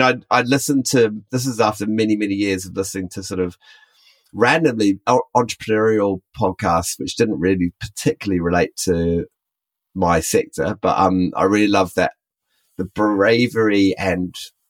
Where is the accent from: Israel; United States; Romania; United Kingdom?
United Kingdom; now in Auckland, New Zealand; I'm really split between being British and being Kiwi. I've worked on both sides of the world